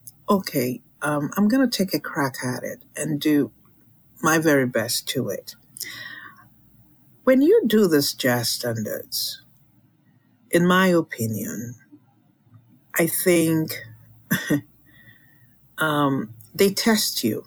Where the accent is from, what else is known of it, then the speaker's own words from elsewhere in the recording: Lagos, Nigeria; also born or lived in London, England; now in United States; I was born in Lagos, which is, that's the Yoruba land. I do speak Yoruba. I do speak a little bit of Igbo, just a little bit. I grew up in Lagos